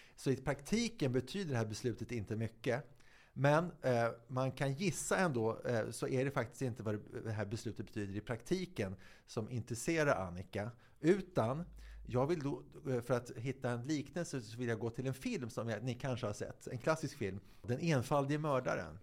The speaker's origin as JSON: {"language": "Swedish", "town": "Viksjö", "region": "Stockholm County", "country": "Sweden", "tie": "born or raised there", "said": "på Viksjö där jag är uppväxt"}